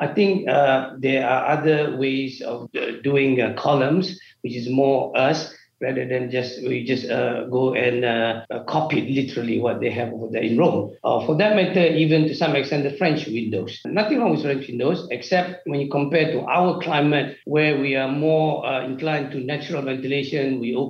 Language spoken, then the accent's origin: English; Malaysia